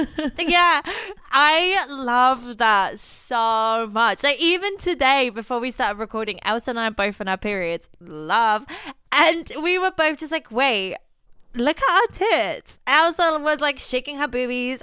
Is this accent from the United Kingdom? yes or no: no; Poland; moved away; I am, in fact, Polish